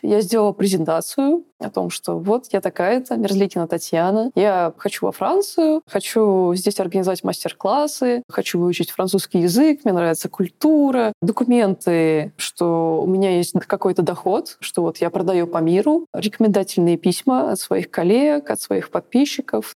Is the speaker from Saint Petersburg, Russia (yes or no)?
no; Moscow Oblast, Russia; moved away as an adult; now in Grenoble, France; Я под москвич, вот, я замкадыш, я всю жизнь, свою жизнь жила рядом с Москвой